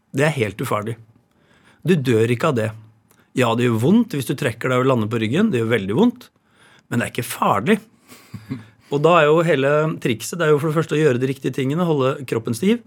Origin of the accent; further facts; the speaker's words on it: Råde, Østfold, Norway; Jeg vokste opp i Råde på landsbygda Østfold, på et boligfelt med gårder rundt.